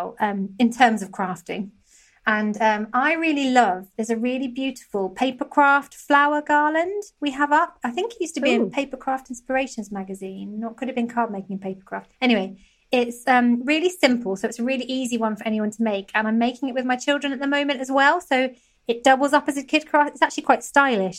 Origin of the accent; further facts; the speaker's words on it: Somerset, South West England, United Kingdom; I'm from Somerset